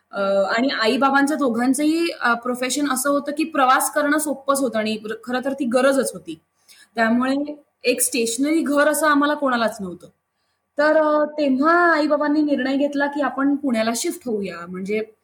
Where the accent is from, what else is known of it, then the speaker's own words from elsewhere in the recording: Mumbai, Maharashtra, India; मी जिथे राहते ना मुंबईत ती पण अशी खूप जुनी अत्यंत कल्चर्ड अशी सोसायटी आहे शास्त्री हॉल म्हणून बऱ्याचशा मुंबईत होणाऱ्या लोकांना माहिती पण आहे तर तिथे आमचं सगळं कल्चरच असं एक फॅमिली असल्यासारखंच आहे त्यामुळे कोणीही कोणाकडे जाणं दरवाजे कायम उघडे असणं खूप मज्जेत गेलं माझं बालपण